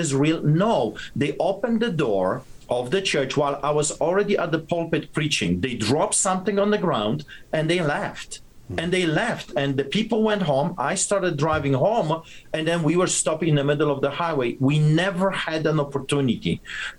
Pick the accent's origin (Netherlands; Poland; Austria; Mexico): Poland; moved away; when I was growing up in Poland